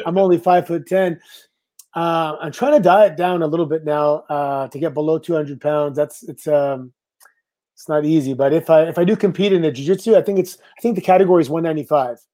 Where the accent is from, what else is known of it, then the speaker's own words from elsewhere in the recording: Canada; I'm Canadian